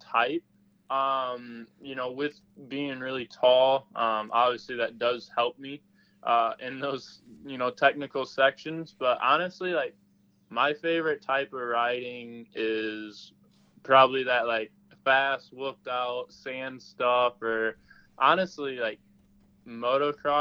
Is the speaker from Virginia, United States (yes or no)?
no; Sterling, Illinois, United States; So I grew up in Illinois. So the part of Illinois that I grew up in was called the city was called Sterling